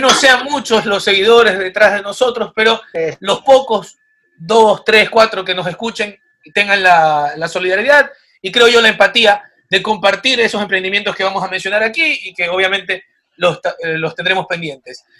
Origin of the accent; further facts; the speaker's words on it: Machala, El Oro, Ecuador; en Machala, yo soy de Machala